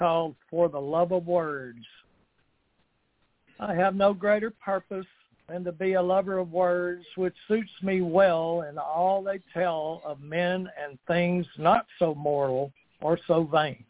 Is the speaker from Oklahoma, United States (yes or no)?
no; Texas, United States; now in Beaumont, United States; down in my hometown here